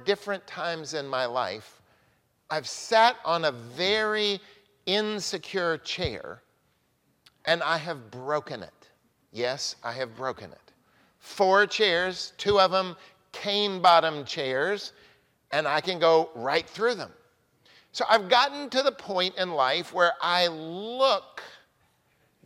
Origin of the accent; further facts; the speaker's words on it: Oklahoma, United States; now in Newburyport, United States; I grew up in Oklahoma